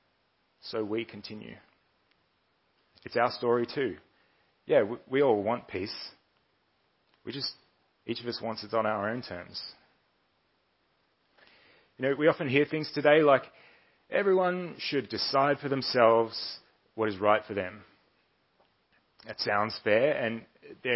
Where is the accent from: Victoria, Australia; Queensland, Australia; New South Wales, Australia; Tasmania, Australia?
Victoria, Australia; Melbourne; I was born and raised here in Melbourne. I've lived here most of my life